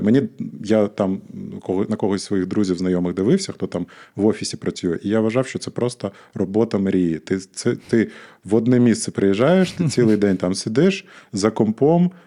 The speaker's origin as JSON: {"language": "Ukrainian", "town": "Odesa", "region": "Odesa Oblast", "country": "Ukraine", "said": "я сам з Одеси"}